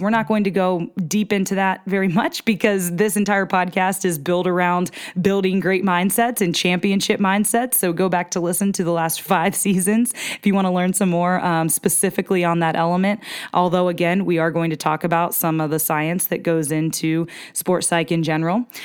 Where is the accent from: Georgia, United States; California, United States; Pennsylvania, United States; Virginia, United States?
Pennsylvania, United States; small town in northeastern; moved away; I'm from Pennsylvania, so I'm from the Keystone State, from a small town in northeastern P